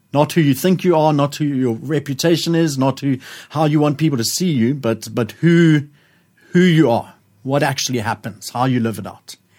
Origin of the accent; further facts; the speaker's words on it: Johannesburg, Gauteng, South Africa; I was growing up in Joburg